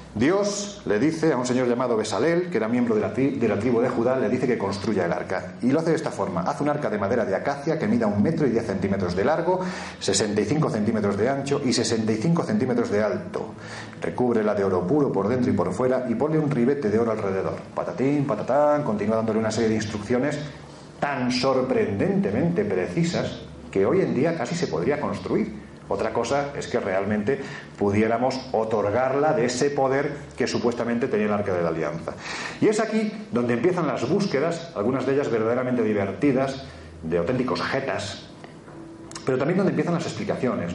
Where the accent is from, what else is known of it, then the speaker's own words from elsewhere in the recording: Jaén, Andalusia, Spain; en mi tierra, en Jaén